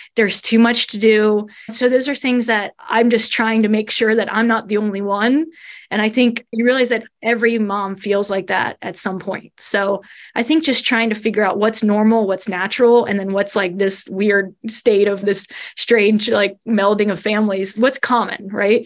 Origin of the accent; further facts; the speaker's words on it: Covington, Kentucky, United States; accent: Midwestern; now in Salisbury, United States; I grew up right in Covington area